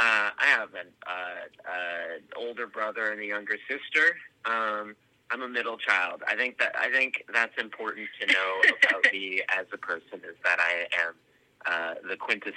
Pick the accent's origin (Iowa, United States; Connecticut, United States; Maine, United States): Maine, United States; also born or lived in Alaska; now in Chicago, United States; Maine is so much my identity now that it's just like the Alaska thing is just like, that's just a weird thing that happened to me 6 years of my formative years.